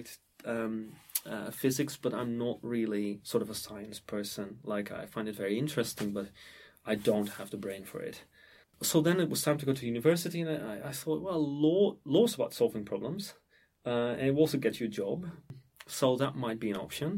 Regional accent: Emmen, Drenthe, Netherlands; my hometown is called Emmen, which is a small town or a provincial town, in the province of Drenthe in the Netherlands

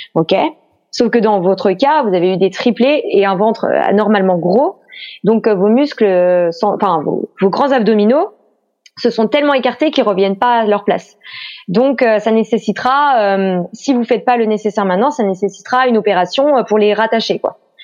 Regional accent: Pays de la Loire, France; moved away as an adult; now in Brittany, France; je suis née en Loire-Atlantique, mais voilà je suis restée par amour pour un Breton.

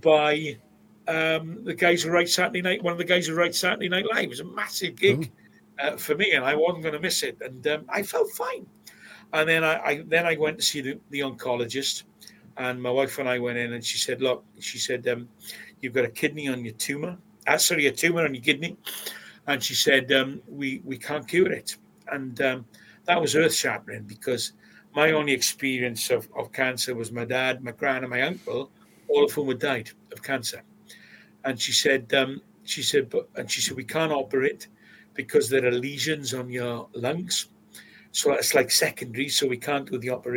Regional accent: Swansea, Wales, United Kingdom; I grew up in Plas Mall

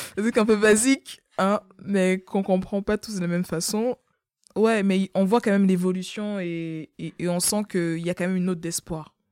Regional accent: Cameroon; moved away; je suis née au Cameroun

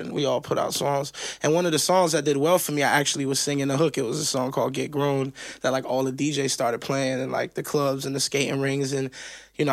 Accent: Miami, Florida, United States; I grew up in Miami where there was like this diversity of like Cuban music

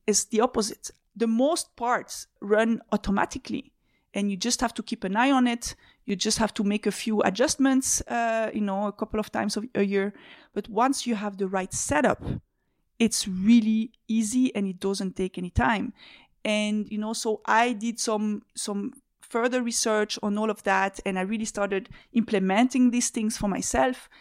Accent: Switzerland; moved away as an adult; also born or lived in Belgium; So I'm a Swiss citizen. I grew up in Switzerland.

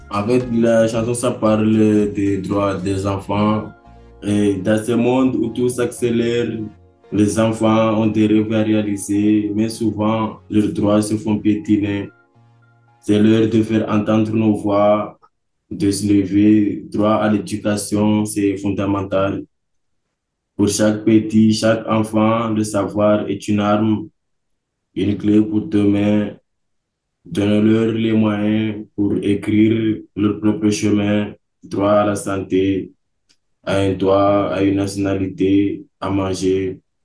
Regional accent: Mayotte; suis né à Mayotte. J'ai grandi avec ma mère et mon beau-père

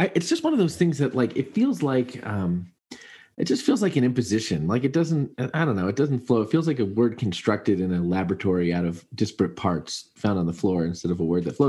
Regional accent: United States; I guess I'm just American.

